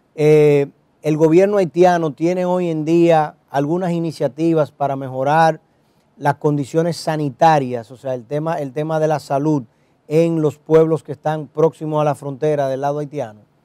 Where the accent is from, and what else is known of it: Dominican Republic